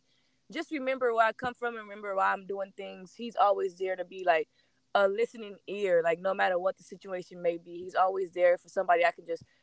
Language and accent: English; Corpus Christi, Texas, United States; born and raised in Corpus Christi, Texas